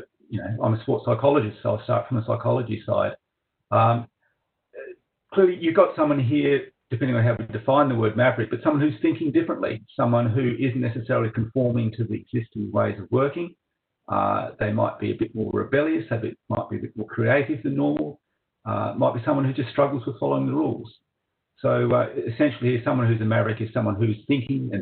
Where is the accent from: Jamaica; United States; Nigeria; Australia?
Australia; moved away; I'm an Australian originally. I grew up in Australia